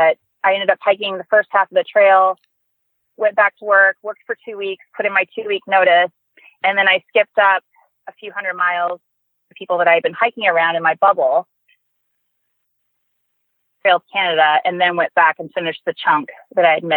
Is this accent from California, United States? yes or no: yes; Los Angeles, California, United States; now in Lake Tahoe, United States; I grew up in Los Angeles and the PCT was always really close by. And then I moved to Lake Tahoe